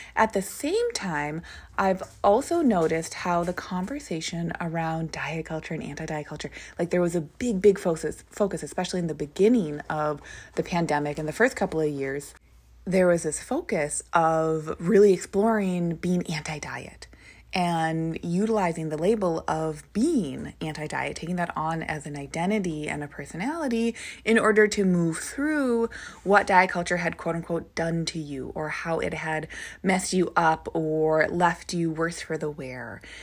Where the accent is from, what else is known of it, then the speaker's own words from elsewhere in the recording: Minnesota, United States; Where I grew up, so is where my family lives. We live in Minnesota